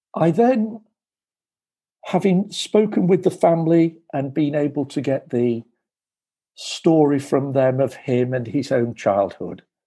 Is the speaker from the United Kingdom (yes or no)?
yes; United Kingdom; I am a Brit. I was born in 1958